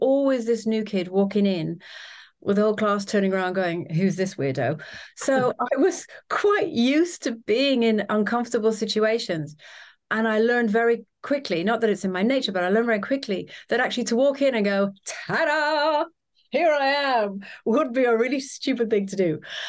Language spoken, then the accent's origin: English; Trinidad, Trinidad & Tobago; So obviously I grew up in lots of different places. So the main place that I grew up was Trinidad in the Caribbean. And I suppose has quite an American influence there.